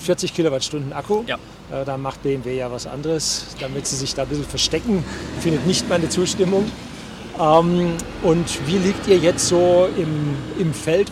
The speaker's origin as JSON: {"language": "German", "region": "Bavaria", "country": "Germany", "said": "als Bayer"}